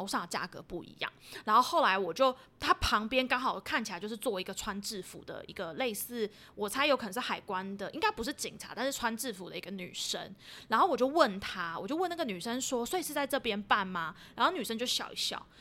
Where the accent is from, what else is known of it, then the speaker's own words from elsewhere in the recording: Taiwan; 找的是台湾来的